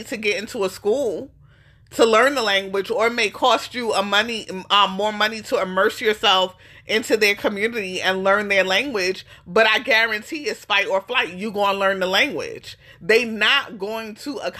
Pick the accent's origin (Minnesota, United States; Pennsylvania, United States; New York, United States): New York, United States; moved away as an adult; now in Austin, United States; we grew up in New York